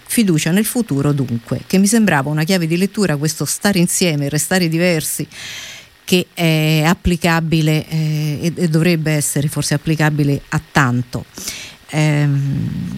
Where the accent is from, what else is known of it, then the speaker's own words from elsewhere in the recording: Rome, Lazio, Italy; noi come romani